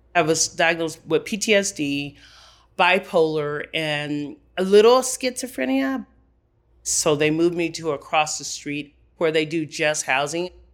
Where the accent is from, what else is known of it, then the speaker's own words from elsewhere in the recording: Los Angeles, California, United States; now in Denver, United States; I was born and raised in Los Angeles, California